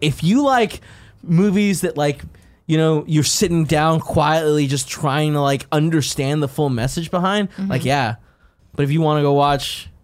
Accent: Bay Area, California, United States; I'm from the Bay Area

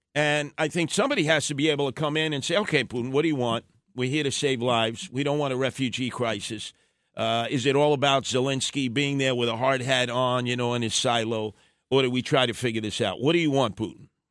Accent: United States; as an American

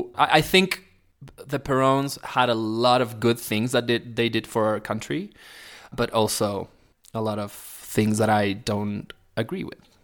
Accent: Neuquén, Argentina; English is a second language; moved away as an adult; also born or lived in United States; now in Mexico; so I was born in Neuquén. It's a small

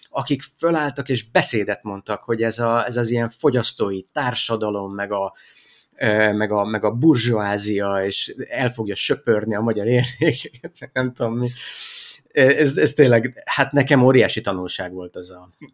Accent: Hungary; moved away as an adult; also born or lived in Iraq; mi visszajöttünk családostól, amikor én eh, már kisiskolás korú voltam

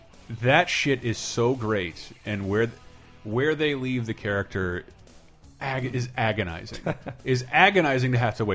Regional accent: Alabama, United States; I'm from here. I am from Alabama. I grew up on Jesus and the Crimson Tide.

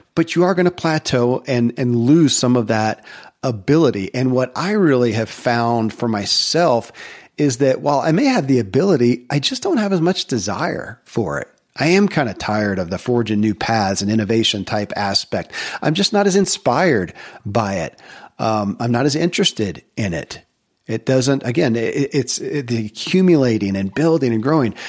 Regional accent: Kentucky, United States; I grew up in Kentucky, where horse racing and bourbon are famous

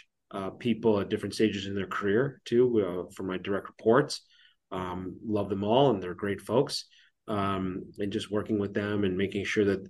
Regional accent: Toronto, Ontario, Canada; now in Kansas City, United States; I grew up in Toronto

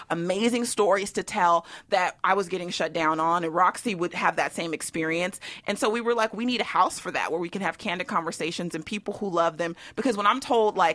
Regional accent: Sacramento, California, United States; born or raised there; now in Los Angeles, United States

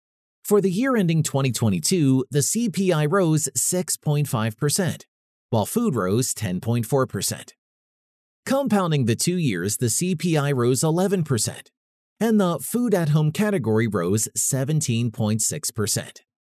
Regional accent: Brookfield, Wisconsin, United States; Drive a few miles down a main road in my hometown of Brookfield, Wisconsin, and you'll see many gas stations.

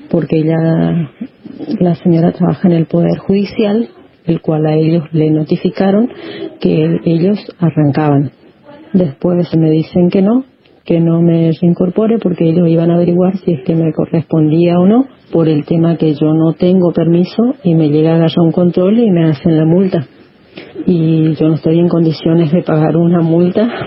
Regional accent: Corrientes, Argentina; soy de Corrientes

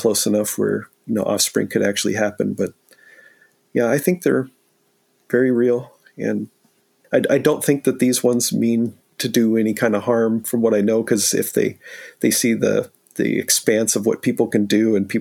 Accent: San Diego, California, United States; now in Pacific Northwest, United States; born and raised in San Diego

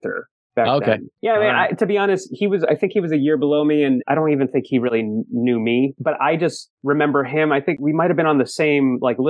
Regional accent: New Jersey, United States; we're from New Jersey.

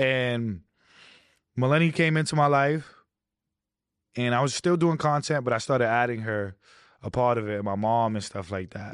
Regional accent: New York City, New York, United States; I wasn't, like, far out of, um, Queens, and I wasn't that deep into Brooklyn

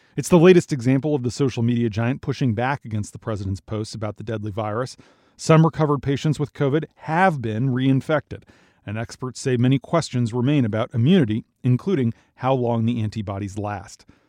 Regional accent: Minnesota, United States; moved away; my home state of Minnesota

